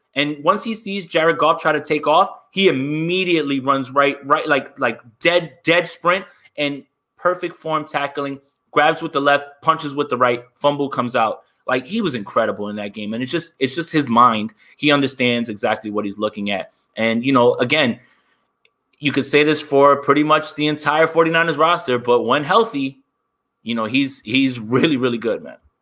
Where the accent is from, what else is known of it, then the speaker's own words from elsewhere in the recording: New Jersey, United States; I'm from Jersey